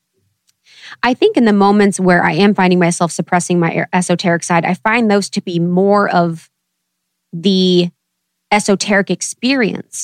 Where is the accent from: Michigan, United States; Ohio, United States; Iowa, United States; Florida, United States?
Ohio, United States; also born or lived in Chicago / New York; now in Los Angeles, United States; growing up in Ohio